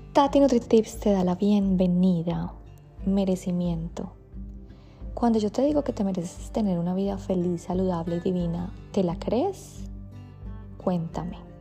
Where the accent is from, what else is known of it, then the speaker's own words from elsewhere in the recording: Colombia; soy de Colombia